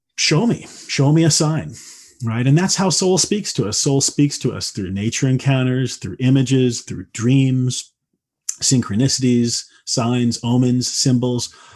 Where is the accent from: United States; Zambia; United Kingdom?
United States; Midwest; I grew up in the Midwest, you know, in the eighties